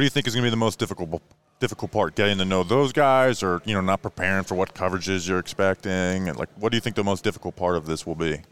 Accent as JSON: {"language": "English", "region": "Florida", "country": "United States", "also_born_or_lived": "Brevard County, Florida", "said": "I'm from Florida"}